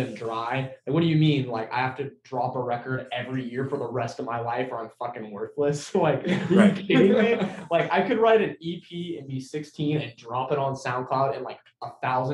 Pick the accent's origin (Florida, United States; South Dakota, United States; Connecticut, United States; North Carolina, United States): Florida, United States; Lakeland; where we're from Lakeland, yep, Florida